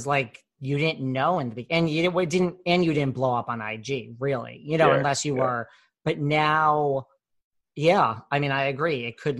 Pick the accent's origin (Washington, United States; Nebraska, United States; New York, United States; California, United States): New York, United States; New York City